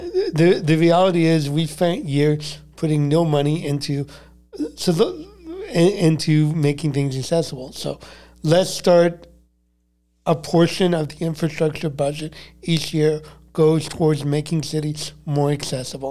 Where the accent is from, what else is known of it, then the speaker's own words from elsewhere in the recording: Montreal, Quebec, Canada; growing up in Montreal. I'm a diehard Canadian